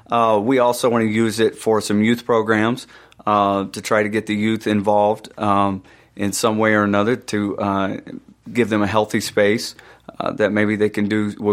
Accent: Atlanta, Georgia, United States; We were from Atlanta.

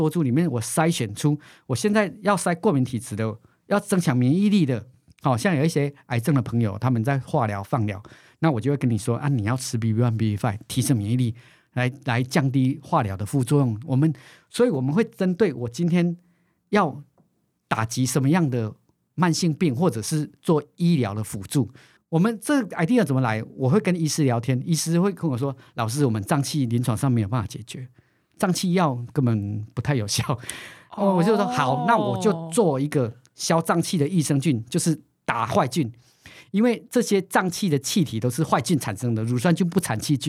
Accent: Taiwan; 我的基因跟你的基因不一样，我们都是台湾人。

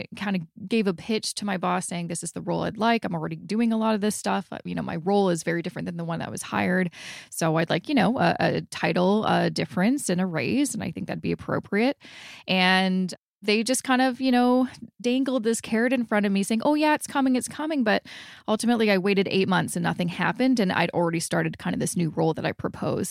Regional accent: Vancouver, British Columbia, Canada; moved away as an adult; now in Toronto, Canada; We're originally from Vancouver. And so when we moved here 10 years ago, we, we really didn't know anybody

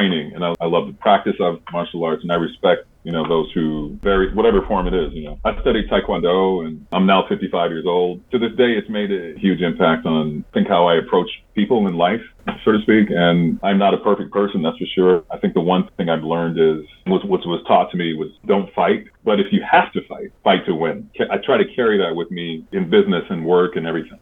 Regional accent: Detroit, Michigan, United States; I was a kid growing up in Detroit, Michigan in the early 1970s

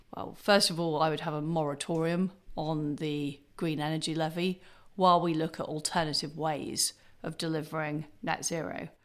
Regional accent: Leeds, Yorkshire and the Humber, United Kingdom; also born or lived in Paisley, Scotland; I was brought up in Paisley in Scotland and in Leeds

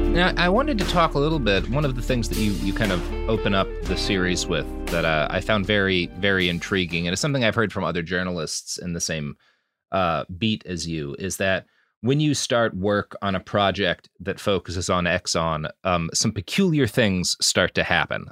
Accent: Texas, United States; I, I grew up in in Texas

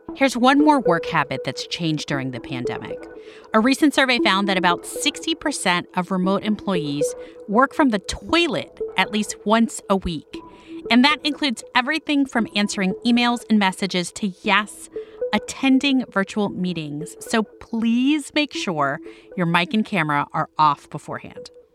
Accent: Miami, Florida, United States; my hometown of Miami

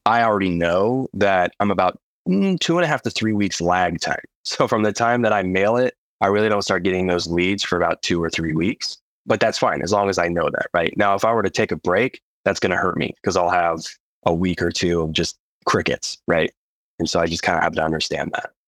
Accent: Idaho, United States; I'm from Idaho, the great state of Idaho

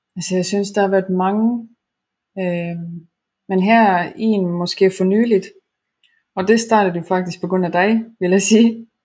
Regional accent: Estonia; now in Denmark; jeg kommer oprindeligt fra Estland

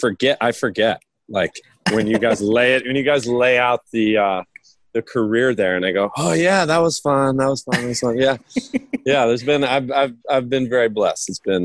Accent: Cherry Hill, New Jersey, United States; also born or lived in New York / Cincinnati / London; now in Los Angeles, United States; I was born in Cherry Hill, New Jersey, East Coast guy, college on the East Coast.

